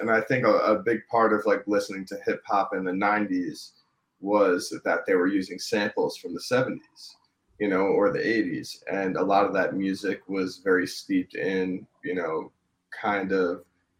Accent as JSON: {"language": "English", "town": "New York City", "region": "New York", "country": "United States", "tie": "born or raised there", "said": "I grew up in Brooklyn."}